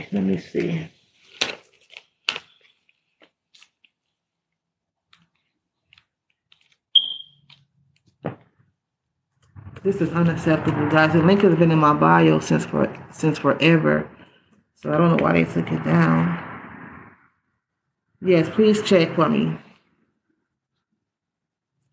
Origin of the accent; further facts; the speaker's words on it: California, United States; I'm from California